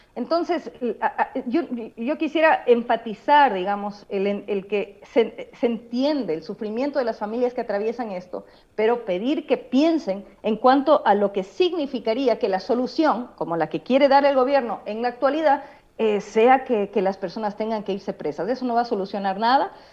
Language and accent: Spanish; Ecuador; como sociedad ecuatoriana